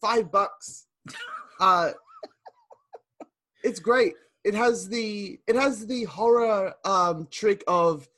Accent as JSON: {"language": "English", "country": "Australia", "said": "I'm Australian"}